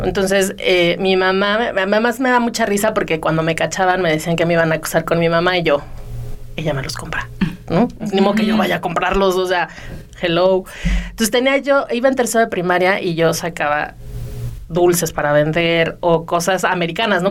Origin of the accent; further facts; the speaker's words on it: Mexico City, Mexico; moved away; yo vivía en México, yo soy de la Ciudad de México